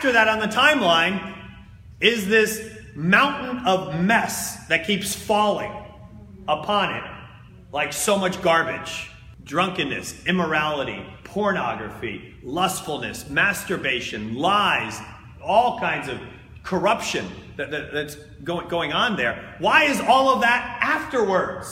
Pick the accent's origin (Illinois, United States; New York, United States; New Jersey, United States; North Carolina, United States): New Jersey, United States; I'm from New Jersey